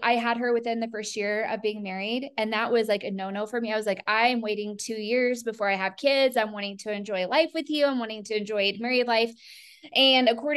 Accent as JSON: {"language": "English", "region": "Colorado", "country": "United States", "tie": "born or raised there", "said": "he and I are both born and raised in Colorado"}